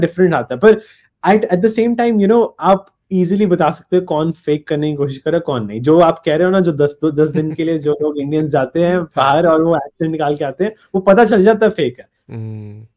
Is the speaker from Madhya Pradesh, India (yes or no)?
no; Punjab, India; मैं पंजाब से हूँ